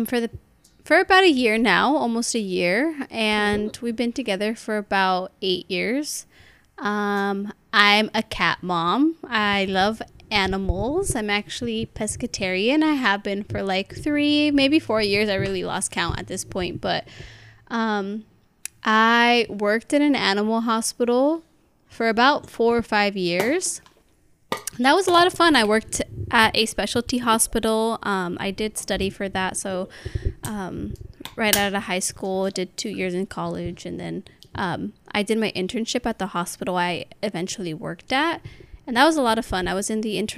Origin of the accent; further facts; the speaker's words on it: California, United States; I'm the only one born here in California